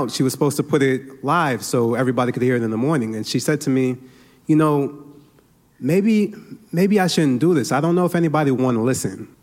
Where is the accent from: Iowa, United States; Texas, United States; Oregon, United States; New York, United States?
New York, United States; New York City; I'm Nigerian. I'm from Brooklyn, New York.